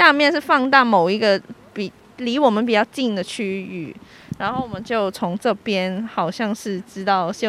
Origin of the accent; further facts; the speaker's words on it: Hong Kong; 我们从香港来的